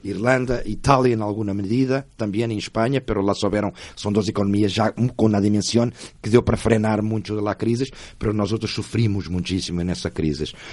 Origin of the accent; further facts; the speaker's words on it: Portugal; moved away as an adult; now in Buenos Aires, Argentina; como português